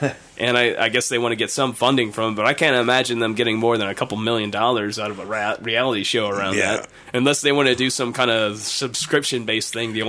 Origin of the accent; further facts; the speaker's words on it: United States; Growing up in Franklin County